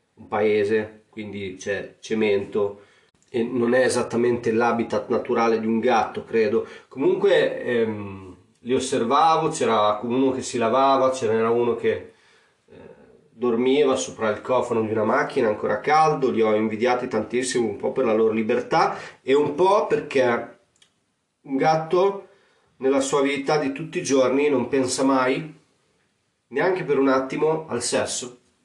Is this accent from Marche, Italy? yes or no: no; Emilia-Romagna, Italy; accent: romagnolo; il mio accento romagnolo